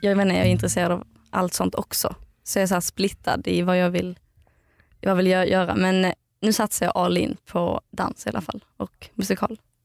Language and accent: Swedish; outside Eslöv, central Skåne, Sweden; moved away; Jag kommer från eh, Skåne. Mitten, Skåne, mitten på Skåne